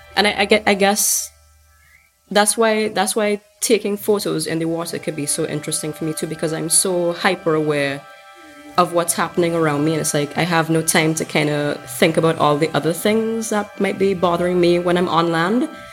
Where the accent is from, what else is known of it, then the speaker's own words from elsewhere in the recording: St. Vincent & Grenadines; a photographer from St. Vincent and the Grenadines